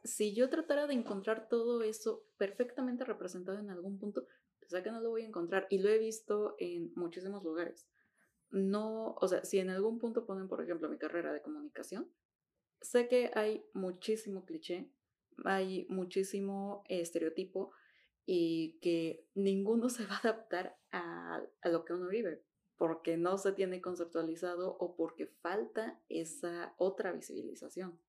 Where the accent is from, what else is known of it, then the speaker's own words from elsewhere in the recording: Mexico; como latina, como latina mexicana